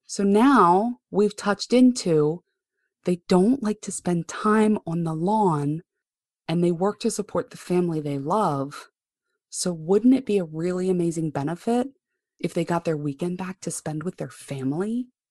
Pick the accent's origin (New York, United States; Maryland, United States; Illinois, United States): Maryland, United States; Baltimore; I grew up right here in Baltimore, Maryland. I am not one of those moving people.